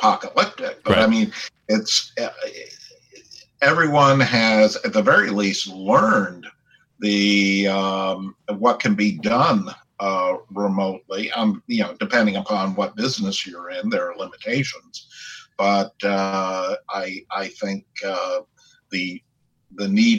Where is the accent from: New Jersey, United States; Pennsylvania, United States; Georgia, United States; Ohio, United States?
New Jersey, United States; Westfield; moved away as an adult; also born or lived in New York City, New York; now in New York, United States; So I grew up in a town called Westfield, New Jersey, about 25 miles out of the city.